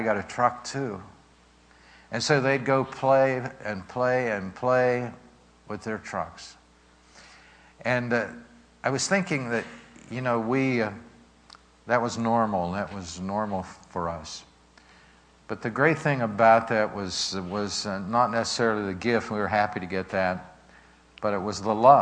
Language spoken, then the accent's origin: English; Pittsburgh, Pennsylvania, United States; growing up in Pittsburgh, my sister and myself, in the Sheridan section of Pittsburgh